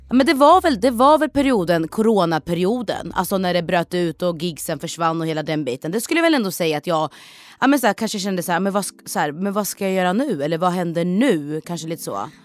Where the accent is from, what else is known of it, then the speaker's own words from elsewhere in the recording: Norrköping, Östergötland, Sweden; Jag är född och uppväxt i Norrköping